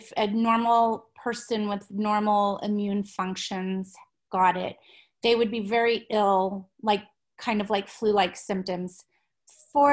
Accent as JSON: {"language": "English", "region": "Midwest", "country": "United States", "tie": "born or raised there", "said": "I was born and raised in the Midwest"}